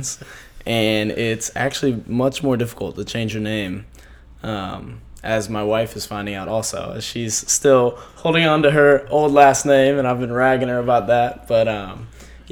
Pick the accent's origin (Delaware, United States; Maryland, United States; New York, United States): Maryland, United States; Annapolis; I'm from Annapolis, Maryland